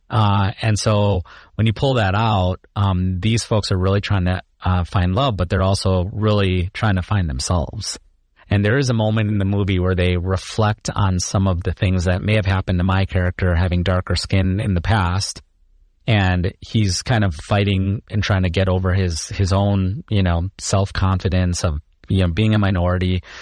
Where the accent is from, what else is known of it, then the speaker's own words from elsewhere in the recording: Chicago, Illinois, United States; also born or lived in India / Iowa State (Ames, Iowa); I grew up in Chicago. Um, born in India, uh, but grew up in Chicago